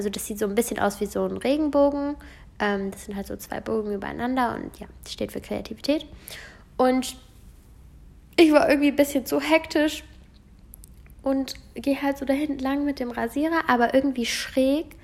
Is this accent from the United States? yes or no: yes; United States; born there; Aber ich bin ähm, Amerikanerin, also ich wurde in Amerika geboren. Das heißt, ich äh, habe auch die Staatsbürgerschaft und eben auch die deutsche.